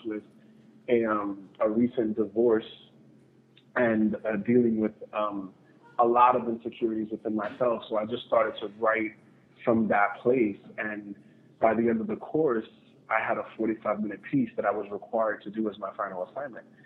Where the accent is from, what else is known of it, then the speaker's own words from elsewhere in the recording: New York City, New York, United States; I'm originally from New York City, the South Bronx